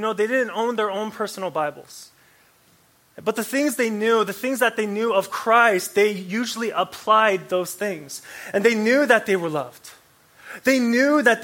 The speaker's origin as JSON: {"language": "English", "town": "Anchorage", "region": "Alaska", "country": "United States", "tie": "born or raised there", "said": "I grew up in Anchorage, Alaska, right? Anchorage, Alaska, 907. Hey. I grew up there"}